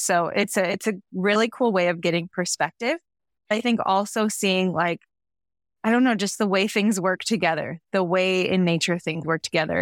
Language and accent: English; Midwest, United States; moved away as an adult; now in Central Coast, California, United States; I grew up in the Midwest.